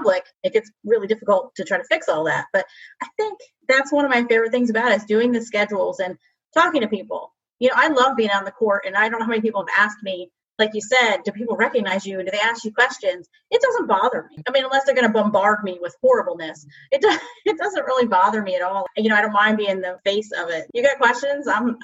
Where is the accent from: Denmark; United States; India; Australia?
United States; New Jersey; I'm from New Jersey